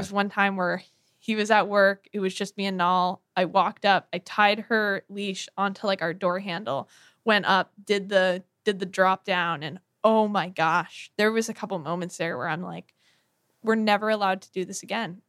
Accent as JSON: {"language": "English", "town": "Bronxville", "region": "New York", "country": "United States", "tie": "born or raised there", "said": "our, uh, town, Bronxville, New York, is on the Metro North line"}